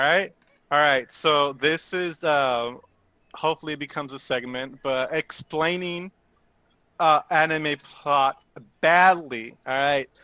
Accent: Southern California, United States; I am from SoCal.

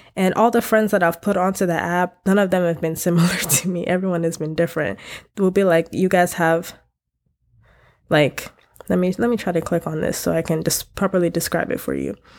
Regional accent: United States; I grew up Africa, African in America

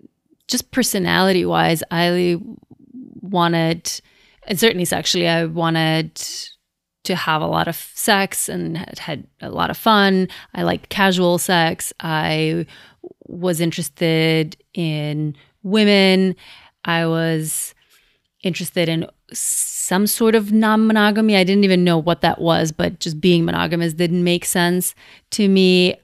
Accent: Skopje, North Macedonia; moved away as an adult; now in United States; I was born and raised in Macedonia, which is a small country in Southeast Europe that used to be part of Yugoslavia. And I lived there until I was 24. So I moved here for my PhD

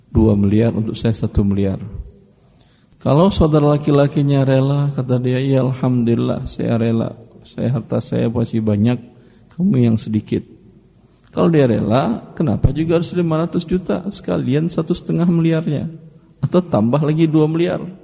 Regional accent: West Sumatra, Indonesia; Saya alhamdulillah orang Minang juga. Ibu saya sukunya Tanjung, bapak saya sukunya Koto.

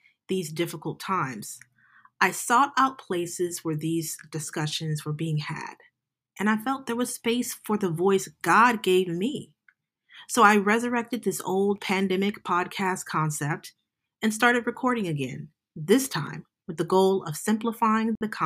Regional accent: Oakland, California, United States; I grew up poor in Oakland, California

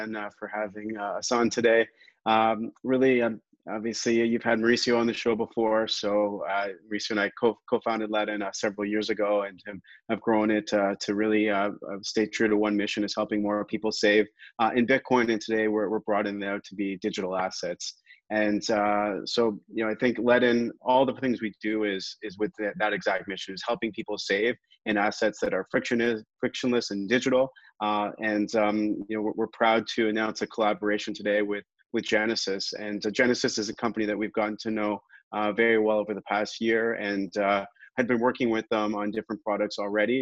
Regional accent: Canada; as a Canadian

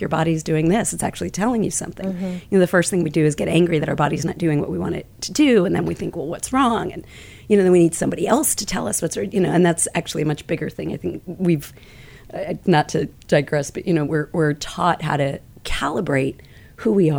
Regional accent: Kansas City, United States; I'm originally from Kansas City, nice Midwestern

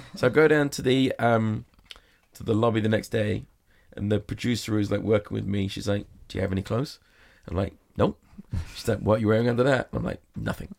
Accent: England, United Kingdom; now in Las Vegas, United States; I'm English

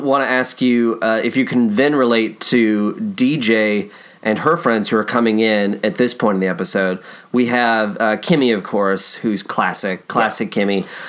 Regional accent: Kentucky, United States; born or raised there

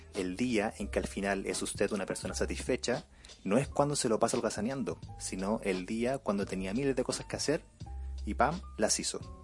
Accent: Chile

